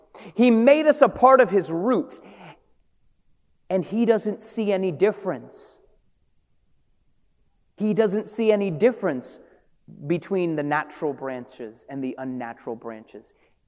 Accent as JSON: {"language": "English", "town": "Hartford", "region": "Connecticut", "country": "United States", "tie": "born or raised there", "also_born_or_lived": "Brooklyn", "said": "my family from Brooklyn, and I was raised in Hartford"}